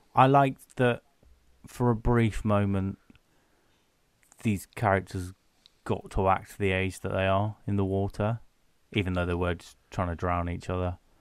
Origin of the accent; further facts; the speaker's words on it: United Kingdom; But we're British